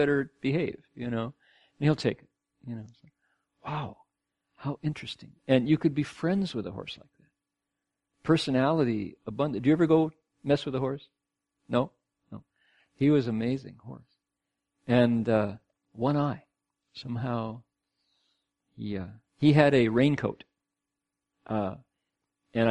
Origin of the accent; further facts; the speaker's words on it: Ohio, United States; now in Australia; growing up in Ohio the way I did